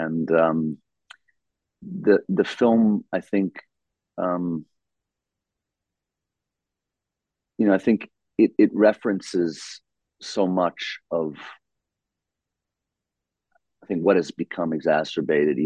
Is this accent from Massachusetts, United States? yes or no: no; New York, United States; I grew up in New York. We have the most wonderfully diverse population in my city